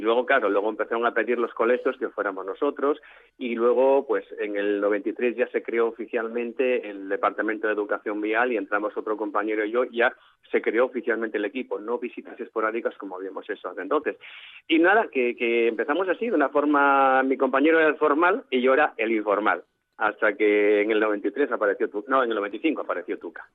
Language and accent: Spanish; Oviedo, Asturias, Spain; yo soy de Oviedo